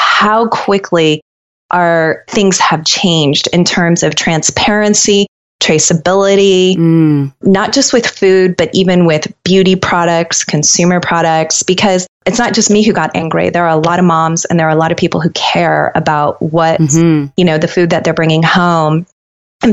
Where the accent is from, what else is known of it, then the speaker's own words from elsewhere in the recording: Colorado, United States; I grew up in Colorado and I was surrounded by nature